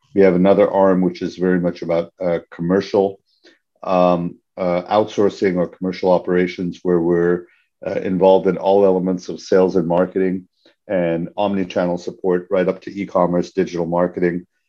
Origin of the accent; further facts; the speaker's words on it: Hong Kong; moved away; also born or lived in Canada; I'm a Canadian citizen, ethnically Indian, born and raised in Hong Kong